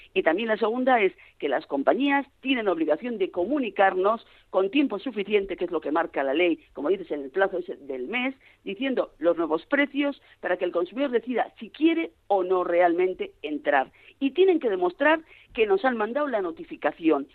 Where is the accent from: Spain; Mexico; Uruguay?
Spain; Pamplona, Navarre; como buena navarra que soy y buena de Pamplona